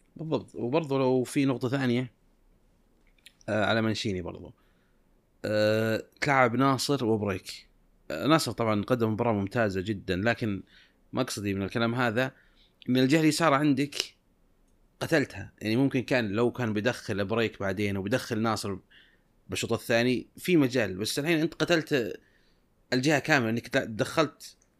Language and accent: Arabic; Saudi Arabia; عندنا في السعوديه